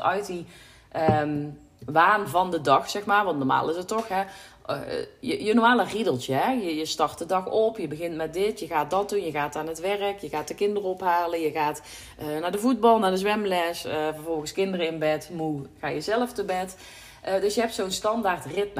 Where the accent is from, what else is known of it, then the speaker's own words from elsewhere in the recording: North Brabant, Netherlands; hier thuis zitten we toch een beetje in het nuchtere Brabantse, in het... Ja, dat is ook waar ik opgegroeid ben, waar, ja, waar ik geboren ben